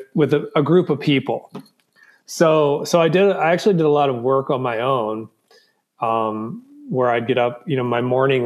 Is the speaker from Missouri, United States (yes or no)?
no; Southwest Virginia, United States; also born or lived in Memphis, Tennessee; I grew up in Southwest Virginia